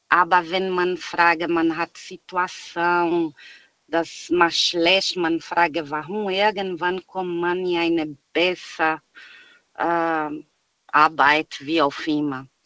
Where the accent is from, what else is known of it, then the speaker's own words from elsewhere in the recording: Brazil; German is a second language; weil ich komme aus Brasilien.